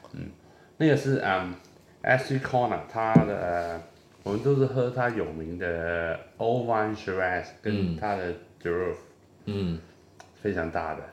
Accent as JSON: {"language": "Chinese", "country": "Hong Kong", "said": "我是香港人"}